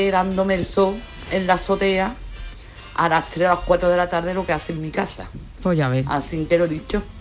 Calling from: Seville, Andalusia, Spain; Pepe y compañía … de Sevilla.

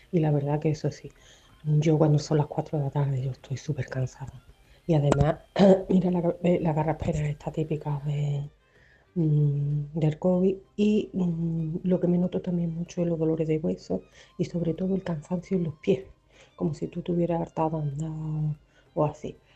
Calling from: Seville, Andalusia, Spain; de Sevilla.

